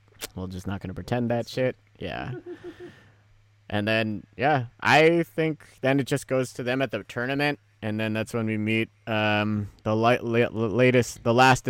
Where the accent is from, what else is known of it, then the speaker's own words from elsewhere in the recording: Pacifica, California, United States; especially growing up in Pacifica.